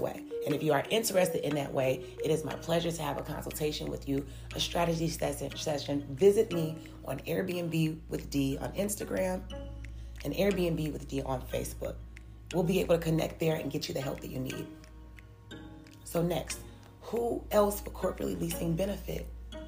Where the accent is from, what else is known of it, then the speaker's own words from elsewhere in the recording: Chicago, Illinois, United States; I'm from Chicago, Illinois